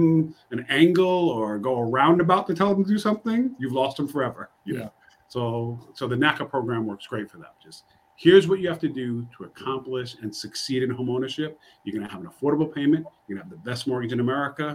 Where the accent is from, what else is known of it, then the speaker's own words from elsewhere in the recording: New York, United States; I'm from New York